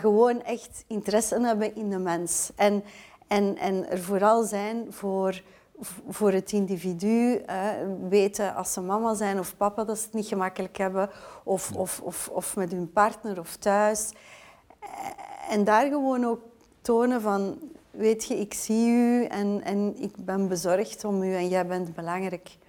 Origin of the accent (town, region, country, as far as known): Belgium